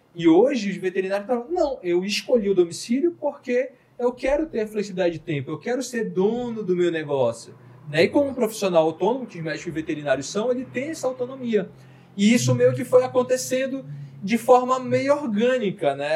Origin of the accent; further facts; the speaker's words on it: Manaus, Amazonas, Brazil; Nós somos de Manaus.